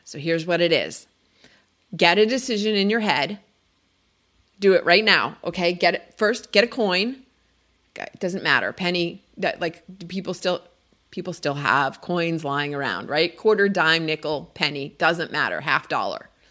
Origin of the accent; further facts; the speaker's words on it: New Jersey, United States; moved away; I grew up in New Jersey